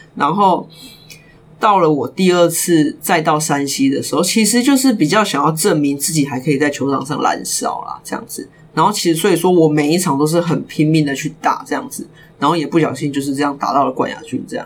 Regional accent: Kaohsiung, Taiwan; 我是高雄人

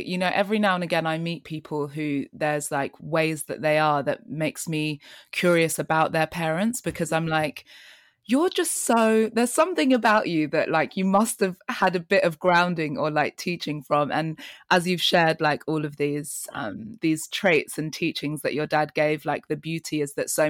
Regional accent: Kampala, Central Region, Uganda; my hometown, Uganda, Kampala.

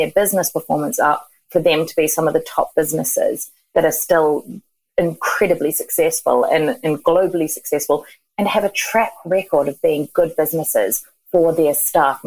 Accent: New Zealand; moved away as an adult; now in Margate, United Kingdom; I'm from New Zealand, but I actually have been in the UK for 15 years, and I work from Margate on the coast in Kent

